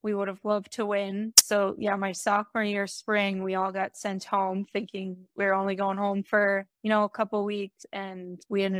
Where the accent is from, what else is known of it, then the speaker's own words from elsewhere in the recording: Eagan, Minnesota, United States; I grew up in Eagan, Minnesota, which is the southeast suburb of the Twin Cities